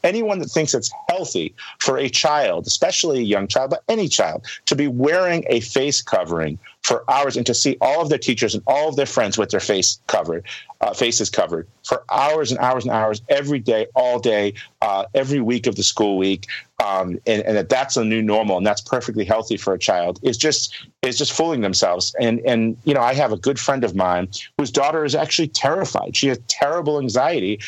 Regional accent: United States; as an American

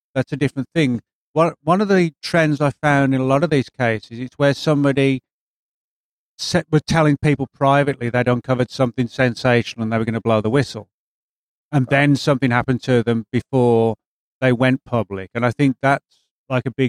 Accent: England, United Kingdom; now in Dallas, United States; I'm originally from England

